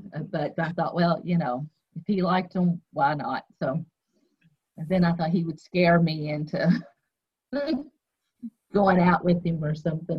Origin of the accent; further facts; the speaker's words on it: Lebanon, Kentucky, United States; I am from Lebanon.